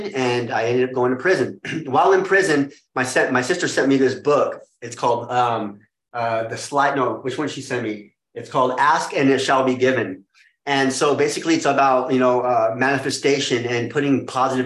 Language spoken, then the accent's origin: English; Las Vegas, Nevada, United States; moved away as an adult; also born or lived in Arizona; I was born and raised in Las Vegas, Nevada. I stayed there until I was about 21 years old.